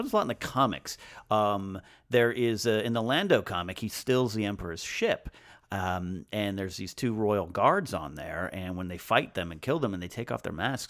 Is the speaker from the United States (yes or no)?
yes; Pismo Beach, California, United States; I grew up in Pismo Beach, California, so we have massive sand dunes there.